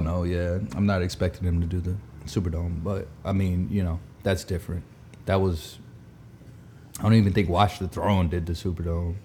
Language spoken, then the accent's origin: English; the South, United States; we're from the South